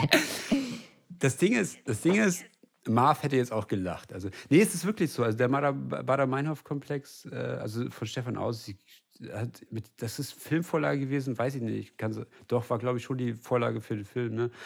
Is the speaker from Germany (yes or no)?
yes; West Germany, Germany; ich bin äh, Westdeutscher